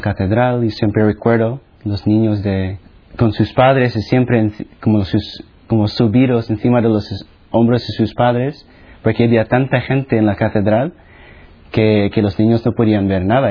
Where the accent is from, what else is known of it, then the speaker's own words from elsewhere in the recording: Philippines; first language Tagalog; Spanish is a second language; moved away; also born or lived in United States; Nací en las Filipinas, que es básicamente el otro lado del mundo, de España